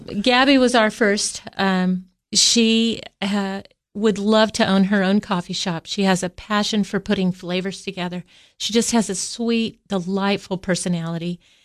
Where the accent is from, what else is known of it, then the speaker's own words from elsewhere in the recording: Kansas, United States; now in Tennessee, United States; I grew up in Kansas